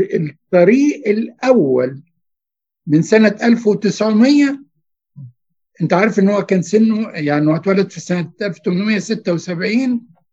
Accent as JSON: {"language": "Arabic", "region": "Giza Governorate", "country": "Egypt", "tie": "born or raised there", "said": "انا اتربيت في الجيزه على فكره من سنه 60"}